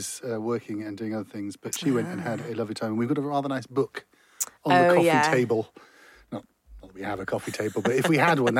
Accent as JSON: {"language": "English", "country": "Ireland", "said": "we're Irish."}